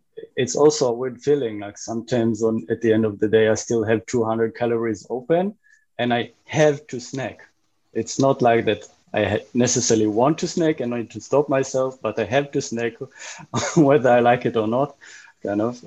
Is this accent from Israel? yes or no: yes; Israel; moved away as an adult; now in Berlin, Germany; I grew up in Israel, been living in Berlin for 13 years now